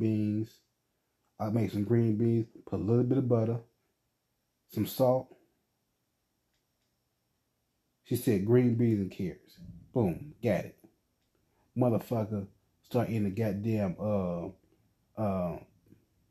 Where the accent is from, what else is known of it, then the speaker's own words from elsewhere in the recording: United States; I am an American citizen